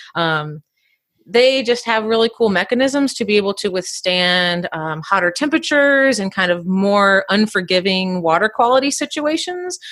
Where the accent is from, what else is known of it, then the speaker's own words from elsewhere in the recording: Indiana, United States; I grew up in Indiana